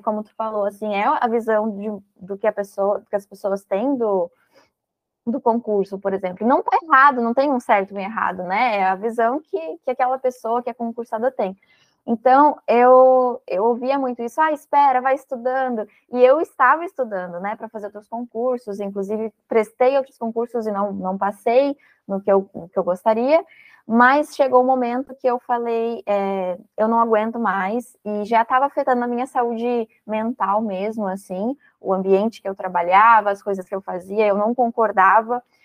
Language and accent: Portuguese; Rio Grande do Sul, Brazil; now in Florianópolis, Brazil; eu sou gaúcha, mas atualmente eu estou aqui em Florianópolis